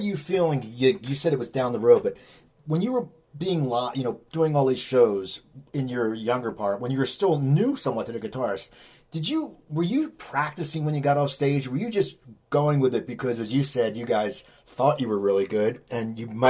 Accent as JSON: {"language": "English", "region": "New Jersey", "country": "United States", "tie": "born or raised there", "said": "I grew up in New Jersey"}